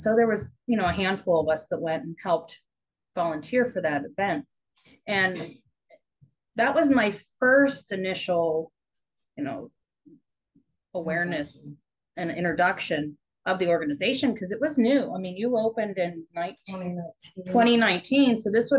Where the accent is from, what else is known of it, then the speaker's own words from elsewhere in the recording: Butler, Pennsylvania, United States; I'm from Butler.